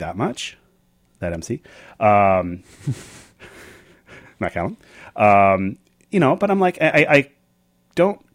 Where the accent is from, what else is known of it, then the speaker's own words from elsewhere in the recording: Victoria, British Columbia, Canada; moved away as an adult; now in California, United States; my hometown of Victoria